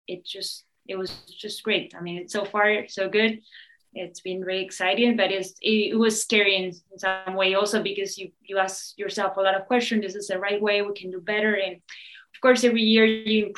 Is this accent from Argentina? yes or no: yes; Argentina; moved away as an adult; also born or lived in Switzerland; now in California, United States; I'm originally from Argentina. I grew up there.